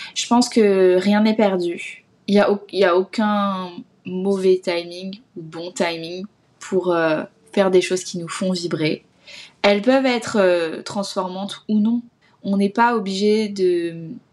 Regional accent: Alsace, Grand Est, France; moved away; j'ai postulé à une école euh, en Alsace, parce que c'est là d'où je viens

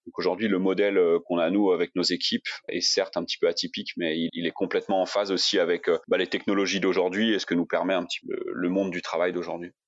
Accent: Lyon region, Auvergne-Rhône-Alpes, France; moved away as an adult; also born or lived in Paris; now in Thailand; je suis originaire de la région de Lyon

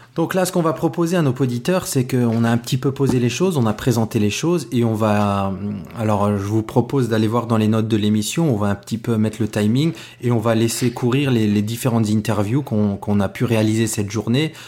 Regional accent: France; comme on est français

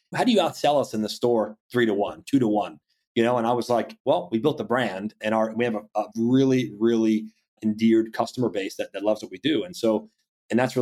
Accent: Ocala, Florida, United States; growing up in Central Florida in the Ocala area

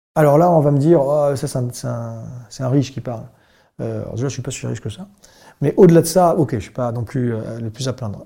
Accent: Bordeaux, Nouvelle-Aquitaine, France; je suis bordelais d'origine

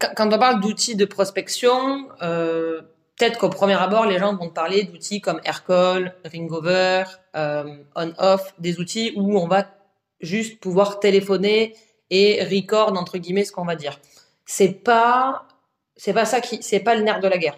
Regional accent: south of France, France; moved away as an adult; now in Paris, France; je suis originaire du, sud de la France euh, à la base. Ça fait 7 ans que je suis à Paris

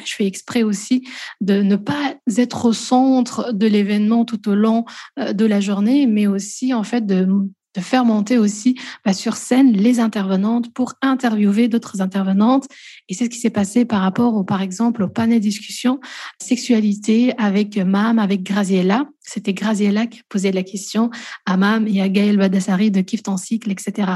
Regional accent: Belgium; also born or lived in Namur, Belgium; moi je suis belge, j'habite en Belgique, à Namur précisément

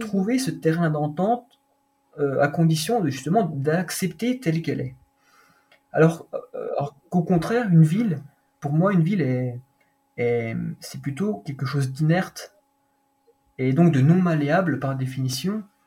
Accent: Doubs, Bourgogne-Franche-Comté, France; also born or lived in Vosges; je suis né dans le Doubs, pas très loin

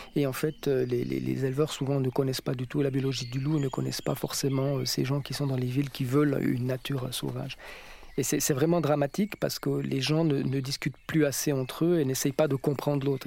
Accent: France; chez nous, en France

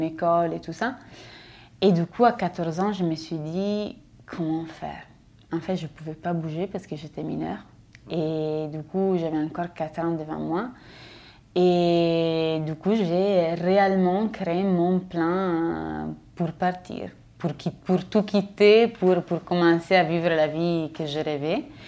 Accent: a village on the Austrian border, northern Italy, Italy; French is a second language; moved away as an adult; je suis italienne et je viens d'un village euh, de la frontière autrichienne, la frontière autrichienne euh, à l'extrême nord d'Italie

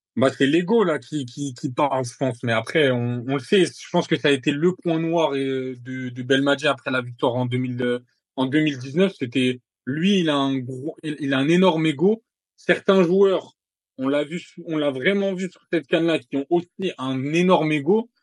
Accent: Morocco; en tant que Marocain

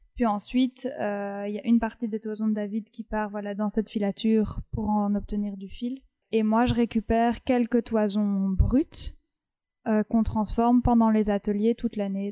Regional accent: Paris, Île-de-France, France; moved away as an adult; also born or lived in La Rochelle; now in Brussels, Belgium; j'ai, j'ai grandi sur Paris et je suis venue à Bruxelles pour les études, mais je suis originaire de La Rochelle.

